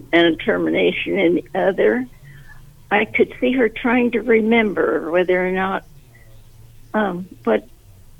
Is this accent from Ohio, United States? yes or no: yes; Columbus, Ohio, United States; I was born in Columbus